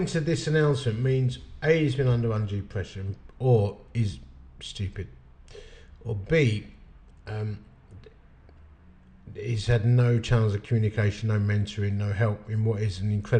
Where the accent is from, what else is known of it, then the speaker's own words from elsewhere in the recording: United Kingdom; I'm a British bloke.